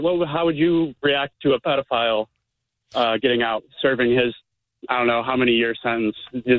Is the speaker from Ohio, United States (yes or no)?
yes; Ohio, United States; now in Sarasota, United States; I grew up in Ohio, but I live in Sarasota now.